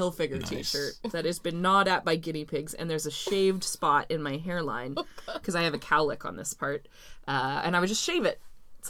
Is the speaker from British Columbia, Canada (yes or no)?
yes; New Westminster, British Columbia, Canada; my birth certificate says I was born in New Westminster. Boy howdy, I'll die in New Westminster.